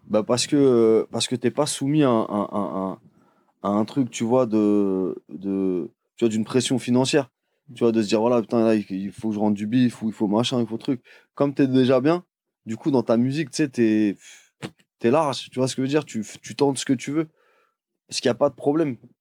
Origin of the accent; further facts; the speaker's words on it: Paris, Île-de-France, France; je suis de Paris